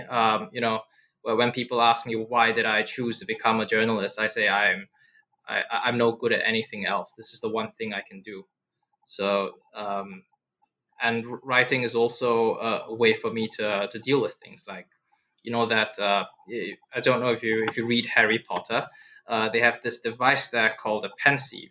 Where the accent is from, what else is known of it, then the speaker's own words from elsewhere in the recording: Singapore; I I grew up in Singapore